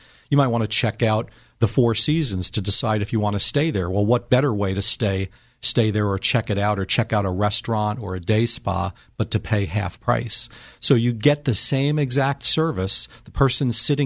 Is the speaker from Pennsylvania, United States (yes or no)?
no; New Jersey, United States; moved away as an adult; now in Northern California, United States; I'm originally from New Jersey, relocated to Northern California this past February